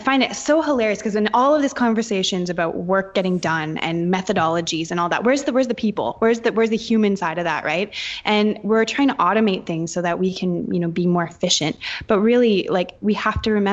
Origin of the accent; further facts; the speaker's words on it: Canada; I'm Canadian.